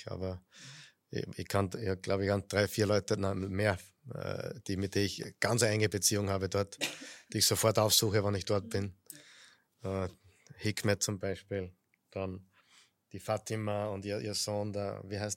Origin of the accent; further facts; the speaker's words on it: Vienna, Austria; first language Turkish; Ich bin Wiener Türke. Wiener Türke.